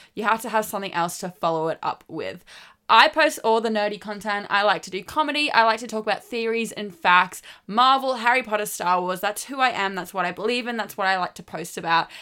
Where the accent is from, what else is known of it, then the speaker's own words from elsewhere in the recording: Australia; I'm Australian